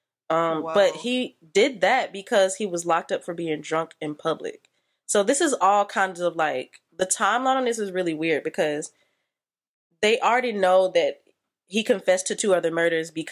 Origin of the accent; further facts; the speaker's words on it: Atlanta, Georgia, United States; I'm from Atlanta. Like I don't know shit outside of 285